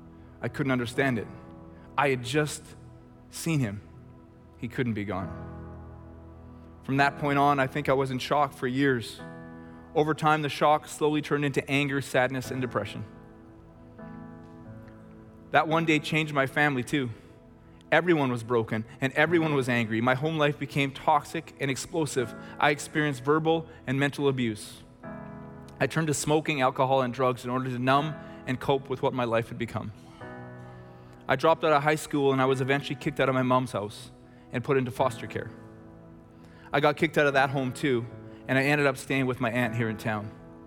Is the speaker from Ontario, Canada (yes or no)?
no; Chilliwack, British Columbia, Canada; I grew up in Chilliwack with 6 siblings as the middle child with 2 parents.